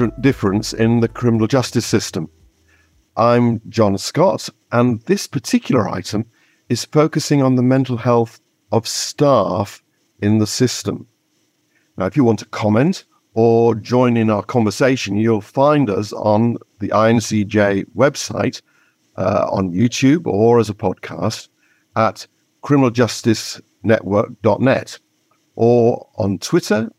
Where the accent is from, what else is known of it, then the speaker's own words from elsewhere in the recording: York, Yorkshire and the Humber, United Kingdom; York is my hometown